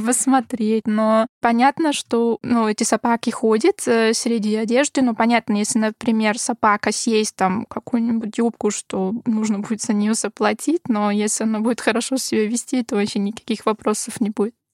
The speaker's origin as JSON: {"language": "Russian", "town": "Graz", "region": "Styria", "country": "Austria", "second_language": "Russian", "moved": "yes", "said": "я из Краца, ну, этот город, э, это второй по величине в Австрии"}